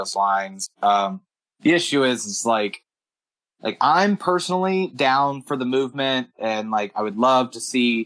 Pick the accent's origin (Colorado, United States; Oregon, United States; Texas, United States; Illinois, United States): Texas, United States; now in Murfreesboro, United States; I'm originally from Texas